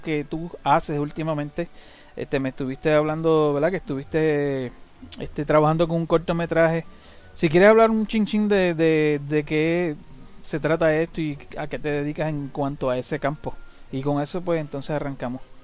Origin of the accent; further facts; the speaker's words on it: Puerto Rico; now in United States; yo vivo en Estados Unidos, pero ahora, pero de pequeño yo me crié en Estados Unidos, en Puerto Rico.